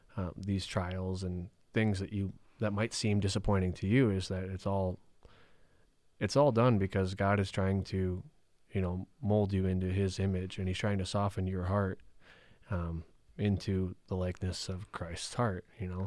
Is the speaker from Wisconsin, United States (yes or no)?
yes; Rhinelander, Wisconsin, United States; I grew up in Rhinelander, Wisconsin